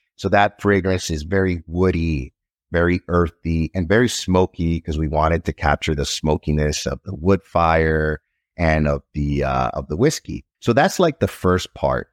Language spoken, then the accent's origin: English; Nicaragua; now in United States; I'm originally from Nicaragua. When I was growing up in Nicaragua, there wasn't really much to do.